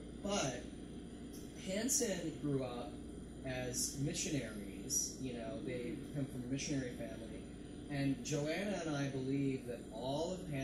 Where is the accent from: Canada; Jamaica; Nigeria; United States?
Canada; growing up in Canada